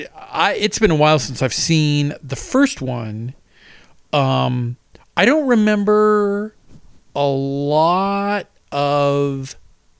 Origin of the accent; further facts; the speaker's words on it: Los Angeles, California, United States; growing up in Los Angeles